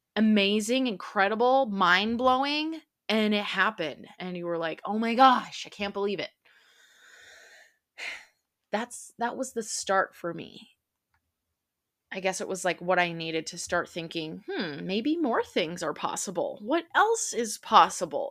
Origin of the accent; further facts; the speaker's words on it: central Minnesota, United States; now in Dallas, United States; I'm from Dallas, Texas, grew up in central Minnesota